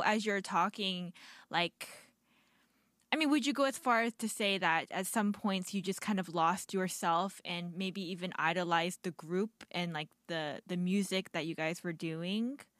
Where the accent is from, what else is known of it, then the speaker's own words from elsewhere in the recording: United States; I'm Korean American